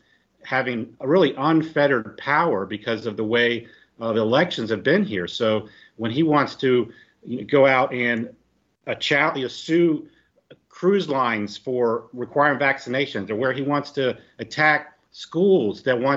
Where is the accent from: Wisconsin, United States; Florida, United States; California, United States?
Florida, United States; I've lived all over Florida. I'm from Florida. I've lived all over.